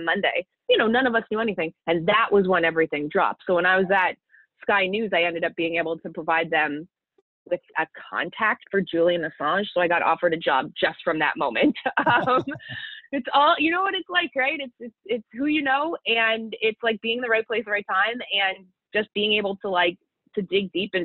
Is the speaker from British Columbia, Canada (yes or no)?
no; Toronto, Ontario, Canada; also born or lived in London, United Kingdom; I'd been pretty much sheltered my entire life growing up in North Toronto.